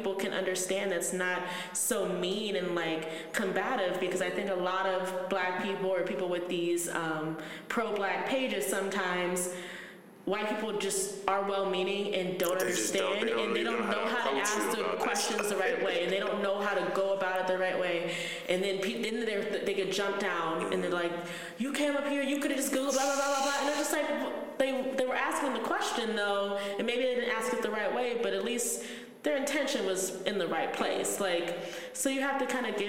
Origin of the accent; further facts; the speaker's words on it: Cleveland, Ohio, United States; also born or lived in Orange, Ohio / Miami; lived in Cleveland, and we lived in the city as when I was a kid